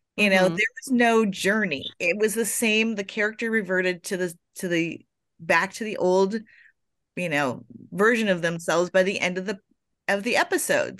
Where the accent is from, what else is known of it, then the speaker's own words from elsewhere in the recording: Florida, United States; I was born in Florida